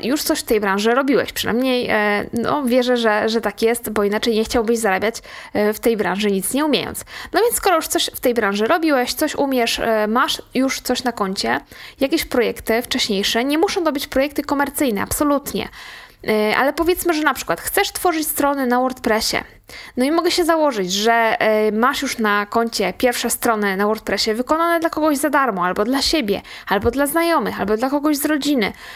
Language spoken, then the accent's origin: Polish; Łódź, Łódź Voivodeship, Poland; u nas w Łodzi